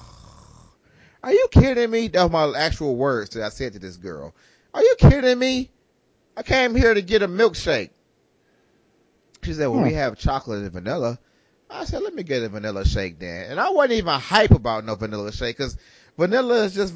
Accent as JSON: {"language": "English", "town": "Detroit", "region": "Michigan", "country": "United States", "tie": "born or raised there", "said": "we grew up in Detroit"}